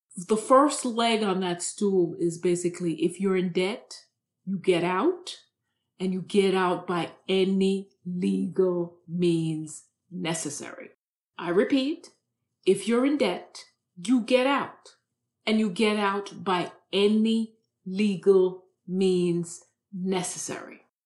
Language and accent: English; Jamaica; moved away as an adult; also born or lived in New York City / Camden; now in United States; I was born and raised in Jamaica